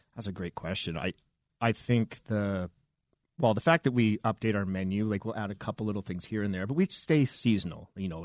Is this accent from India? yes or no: no; Vancouver, British Columbia, Canada; moved away as an adult; now in Denver, United States; I'm from the Pacific Northwest